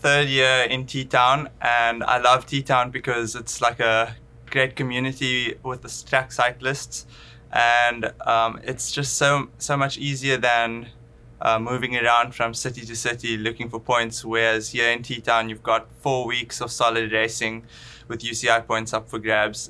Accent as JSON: {"language": "English", "town": "Cape Town", "region": "Western Cape", "country": "South Africa", "said": "I'm from Cape Town, the best city in South Africa."}